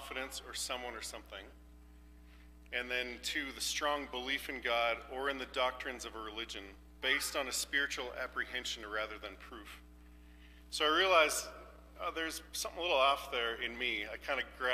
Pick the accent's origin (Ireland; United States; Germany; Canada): Canada; moved away; I'm from Canada. We do farming